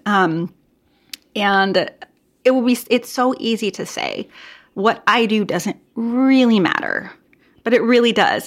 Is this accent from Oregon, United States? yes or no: yes; Portland, Oregon, United States; I am from the Portland, Oregon area